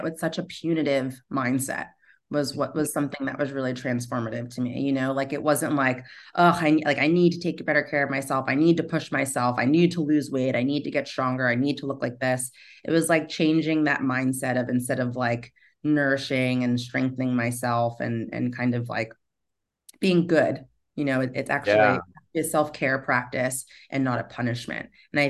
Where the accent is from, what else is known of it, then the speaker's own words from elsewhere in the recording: New York City, New York, United States; especially as like a New Yorker where, you know, like we live to work.